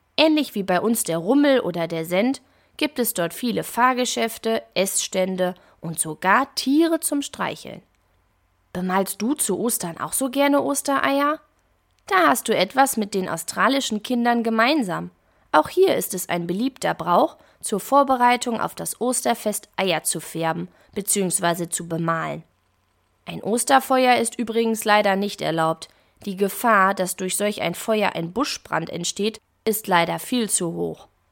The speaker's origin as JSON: {"language": "German", "country": "Germany", "said": "Bei uns in Deutschland"}